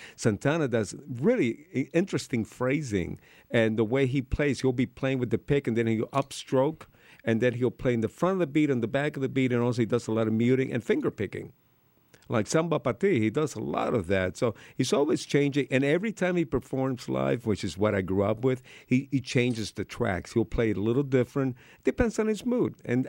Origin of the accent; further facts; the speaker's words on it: Miami, Florida, United States; also born or lived in Cuba; Being a Cuban immigrant when I was growing up in Miami, no one took me seriously as a rocker playing guitar